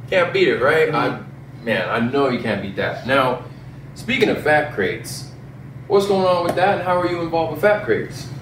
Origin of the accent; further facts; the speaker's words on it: Clovis, New Mexico, United States; now in Las Cruces, United States; I grew up in Clovis